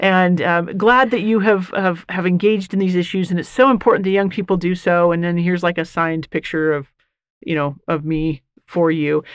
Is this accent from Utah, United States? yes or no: yes; Bountiful, Utah, United States; I am born and raised. So, Leo J. Muir Elementary, Mueller Park Junior High, Bountiful High School